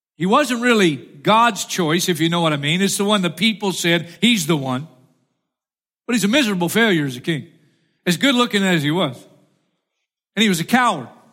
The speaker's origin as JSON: {"language": "English", "region": "Florida", "country": "United States", "said": "I'm from Florida"}